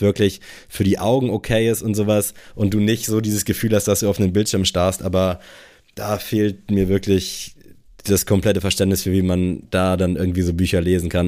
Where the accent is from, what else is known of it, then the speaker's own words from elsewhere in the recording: Buxtehude, Lower Saxony, Germany; moved away as an adult; also born or lived in Kiel; diese Base in Buxtehude